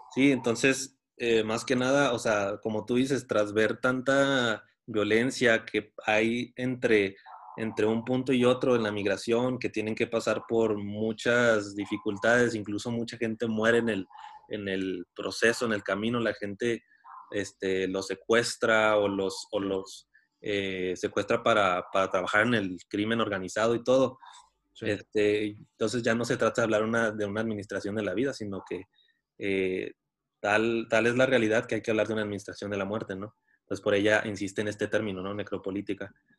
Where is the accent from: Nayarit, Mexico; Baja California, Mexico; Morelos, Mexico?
Baja California, Mexico; Tijuana; yo nací en Tijuana